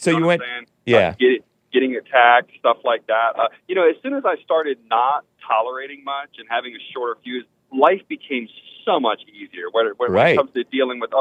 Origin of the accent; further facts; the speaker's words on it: United States; As an American